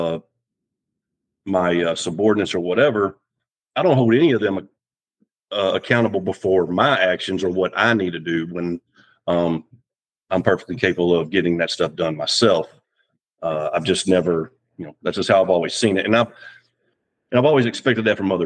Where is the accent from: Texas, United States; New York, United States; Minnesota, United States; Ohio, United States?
Texas, United States; Dallas; moved away as an adult; also born or lived in Virginia; now in James City County, United States; I'm originally from Dallas, Texas, and joined the Navy